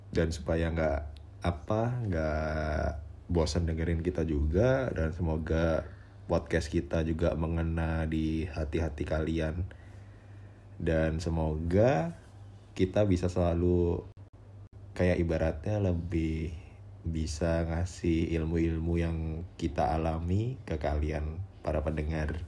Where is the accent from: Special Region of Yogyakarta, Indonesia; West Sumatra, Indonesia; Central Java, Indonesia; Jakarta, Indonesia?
Central Java, Indonesia; Semarang; aku asli Semarang sampai sekarang aku juga masih tinggal di Semarang